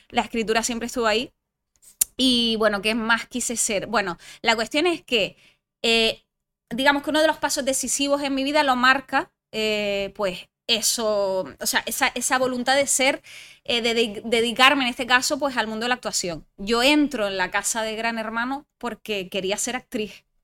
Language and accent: Spanish; Canary Islands, Spain; first language French; Spanish is a second language; also born or lived in France; mi madre es francesa, mi padre es canario, y entonces, bueno, pues viví parte de mi infancia aquí en Gran Canaria y parte de mi infancia en Francia. De hecho, soy francófona y mis estudios los he cursado en francés